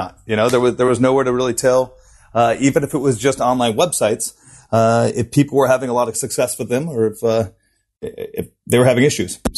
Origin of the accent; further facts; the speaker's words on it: United States; moved away as an adult; also born or lived in San Francisco, United States / Munich, Germany; now in Sydney, Australia; my background is I'm American, you know, and I lived in San Francisco for 7 years before